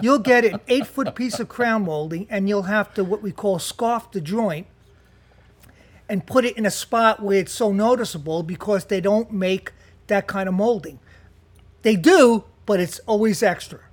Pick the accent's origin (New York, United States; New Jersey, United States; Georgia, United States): New Jersey, United States; Jersey City; I'm from Jersey City.